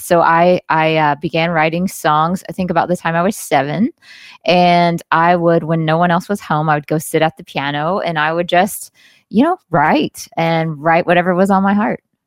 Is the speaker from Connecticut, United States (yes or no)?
no; Jackson, Mississippi, United States; I was born and raised in the Deep South